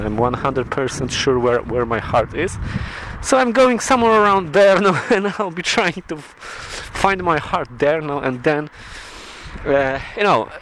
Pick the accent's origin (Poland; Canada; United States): Poland; English is a second language; now in Aberdeen, United Kingdom; I'm from Poland